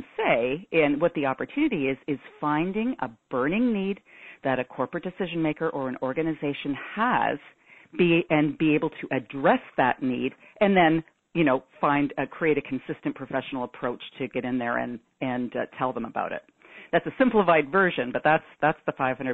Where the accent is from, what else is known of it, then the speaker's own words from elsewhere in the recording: Toronto, Ontario, Canada; I'm from Toronto, Canada